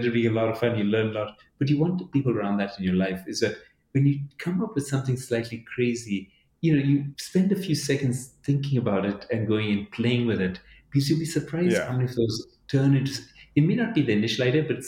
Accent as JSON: {"language": "English", "region": "Addis Ababa", "country": "Ethiopia", "tie": "born or raised there", "also_born_or_lived": "Dubai, United Arab Emirates", "moved": "yes", "lives_now": "United States", "said": "I was born in Addis"}